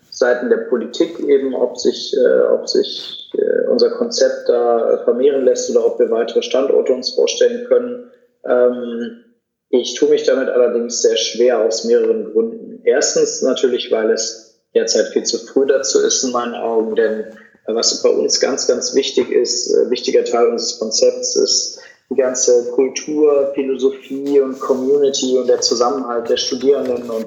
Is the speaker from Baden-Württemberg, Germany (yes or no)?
no; Cologne, North Rhine-Westphalia, Germany; ich bin ja auch in meiner Heimatstadt Köln geblieben, das war aber wenigstens schon mal eine Millionenstadt.